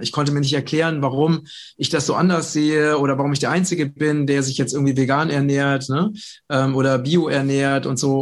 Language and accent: German; Vogelsberg, Hesse, Germany; im ganzen Vogelsberg, wo ich herkomme